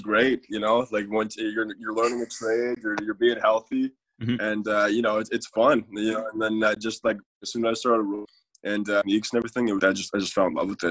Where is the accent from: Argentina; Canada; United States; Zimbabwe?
Canada; Ontario; also born or lived in Nova Scotia; now in Edmonton, Canada; I'm from Ontario really, but then I moved to Scotia